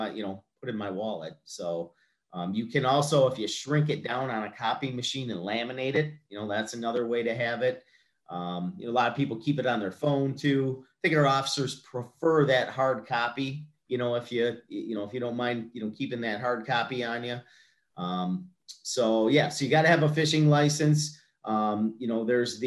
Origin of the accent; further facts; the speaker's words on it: Sterling Heights, Michigan, United States; I grew up in Sterling Heights in the middle of suburbia